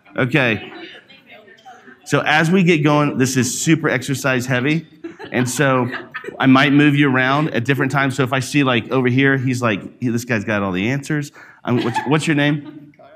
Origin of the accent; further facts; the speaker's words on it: Alabama, United States; also born or lived in New York / Jackson, Mississippi / Branson, Missouri; now in Denver, United States; I'm from Alabama. So, I grew up in the country where there's a lot of pig farms.